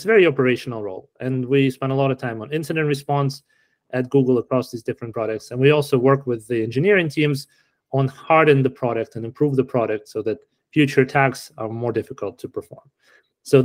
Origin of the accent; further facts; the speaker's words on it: Kharkiv, Kharkiv Oblast, Ukraine; also born or lived in Canada; now in Silicon Valley, United States; I was born in Kharkiv. I grew up in Ukraine, then I immigrated to Canada, and then I landed here in Silicon Valley